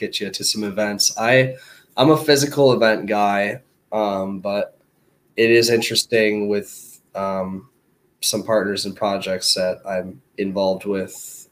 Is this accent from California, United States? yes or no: no; Minnesota, United States; now in Venice Beach, United States; I'm from Minnesota